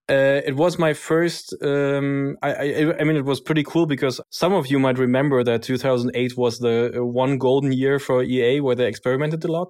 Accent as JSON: {"language": "English", "region": "Berlin", "country": "Germany", "tie": "born or raised there", "said": "born and raised in Berlin, technically, uh, born in a country that doesn't exist anymore, uh, since I'm from East Berlin"}